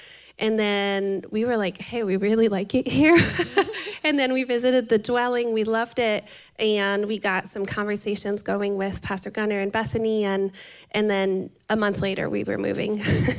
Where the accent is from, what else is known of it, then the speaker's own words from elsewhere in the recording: Canada; also born or lived in Massachusetts; now in Savannah, United States; but I'm originally from Canada, so even further than Ohio, but yes, and I am here now in Savannah in the midst of the heat.